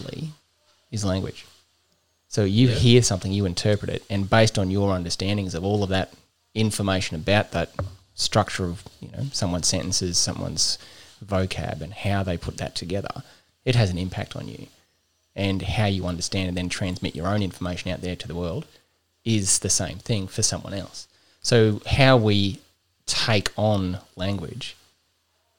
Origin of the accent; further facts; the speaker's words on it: Childers, Queensland, Australia; I grew up in Childers